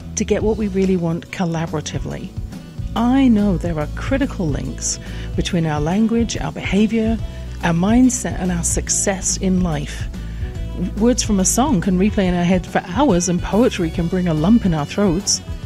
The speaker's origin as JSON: {"language": "English", "region": "England", "country": "United Kingdom", "tie": "born or raised there"}